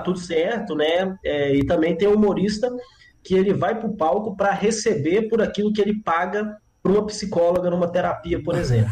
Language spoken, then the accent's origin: Portuguese; João Monlevade, Minas Gerais, Brazil; moved away as an adult; now in Belo Horizonte, Brazil; Sou de João Molevade, nascido e criado, 18 anos que eu morei lá